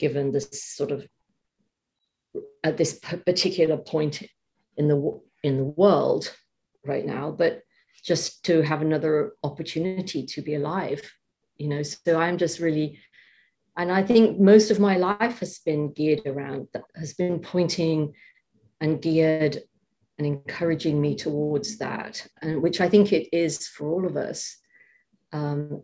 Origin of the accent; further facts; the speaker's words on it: England, United Kingdom; moved away as an adult; now in United States; I'm moving back to England.